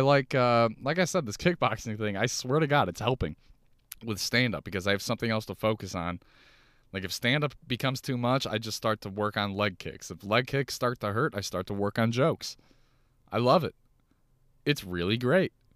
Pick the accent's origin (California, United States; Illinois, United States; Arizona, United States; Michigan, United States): Illinois, United States; Chicago; Chicago, Chicago, my hometown.